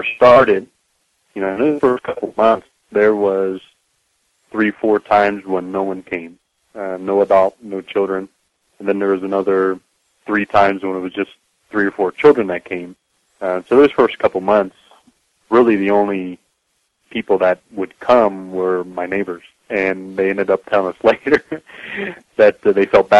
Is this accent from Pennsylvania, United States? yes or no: yes; Gettysburg, Pennsylvania, United States; moved away as an adult; also born or lived in Las Vegas, Nevada / Costa Rica; now in Mexico; I grew up around Gettysburg, Pennsylvania